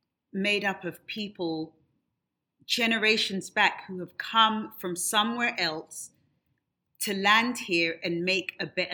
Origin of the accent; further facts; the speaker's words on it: United Kingdom; moved away as an adult; now in United States; Obviously, I'm not American. I've lived here for 20 years. I consider this in my adopted home.